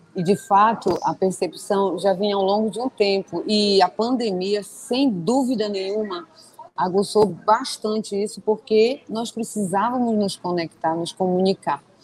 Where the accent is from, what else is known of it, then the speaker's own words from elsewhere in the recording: Belém, Pará, Brazil; Eu sou de Belém do Pará, para quem não sabe, eu estou aqui no norte do país